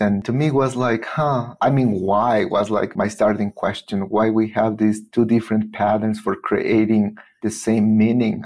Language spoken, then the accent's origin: English; Teotitlán del Valle, Oaxaca, Mexico; English is a second language; moved away as an adult; now in Boulder, United States; I'm from Teotitlan del Valle and uh, it's a community when during my childhood most of kids were bilingual Zapotec and Spanish